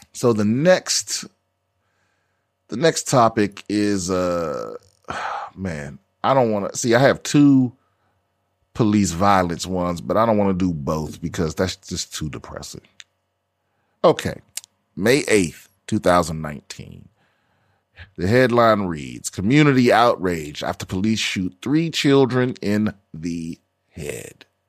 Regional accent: Washington, District of Columbia, United States; this is my hometown metro system

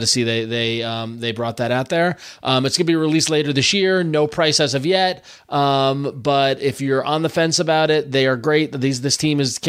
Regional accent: New York metro area, United States; also born or lived in San Francisco; born and raised in the New York metro area

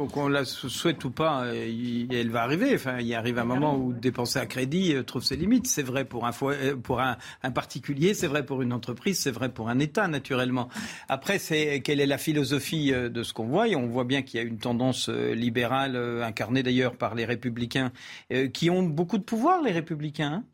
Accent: France; Je suis français

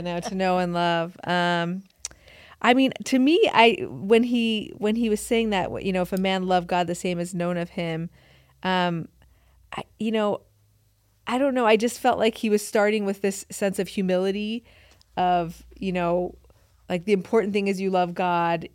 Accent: upstate New York, United States; also born or lived in Iran / Utah; I grew up in upstate New York

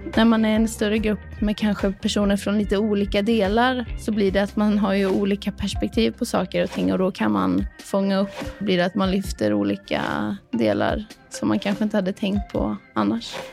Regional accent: Skövde, Västra Götaland, Sweden; moved away as an adult; also born or lived in Gothenburg; now in Kristianstad, Sweden; jag är ursprungligen från Skövde

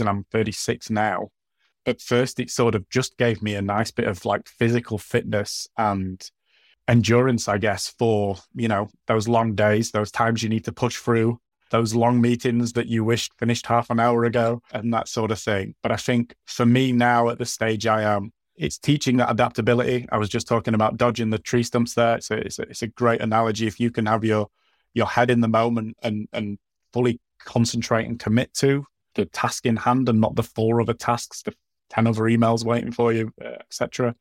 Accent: Yorkshire and the Humber, United Kingdom; as a Yorkshireman

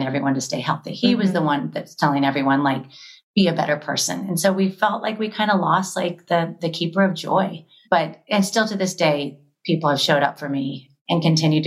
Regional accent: Florida, United States; born or raised there; now in Los Angeles, United States

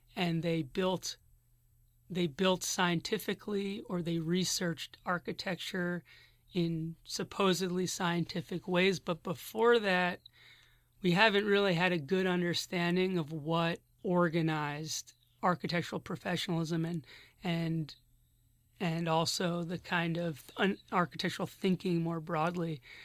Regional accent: Philadelphia, Pennsylvania, United States; moved away as an adult; now in Berkeley, United States; I'm from Philadelphia originally

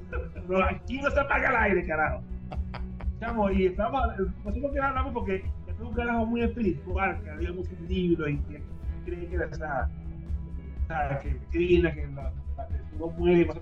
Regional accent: Argentina; Yo soy obviamente del rock argentino, yo soy argentino

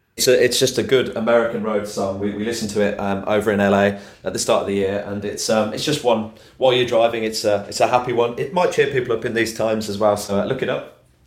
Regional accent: Solihull, West Midlands, United Kingdom; I'm originally from Solihull

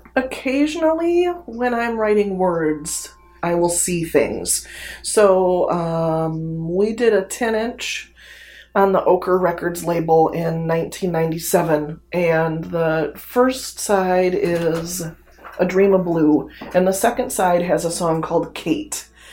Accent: Taylor, Michigan, United States; I was born and raised in Taylor

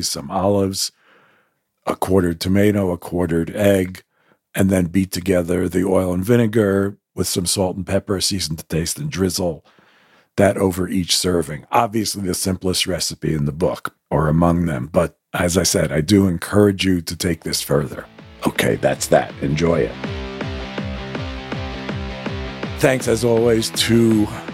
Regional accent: United States; I grew up as an American Jew

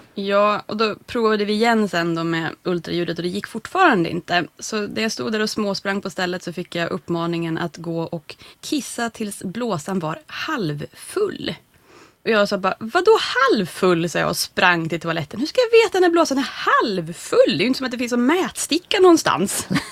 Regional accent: Norrland, Sweden; som norrlänning själv

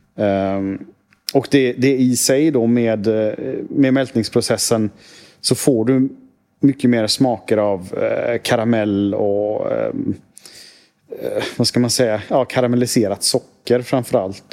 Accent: Sweden; som svensk

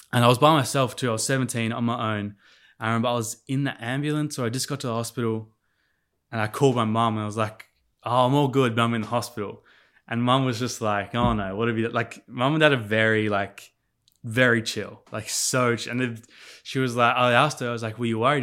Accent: Sydney, New South Wales, Australia; also born or lived in Adelaide, South Australia / Port Stephens / Indonesia; once we got into, like, that more mature school age, we were, like, we were settled in Sydney.

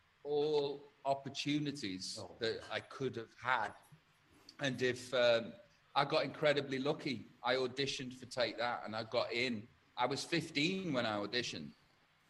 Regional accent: Stoke-on-Trent, West Midlands, United Kingdom; I come from Tunstall in Stoke-on-Trent

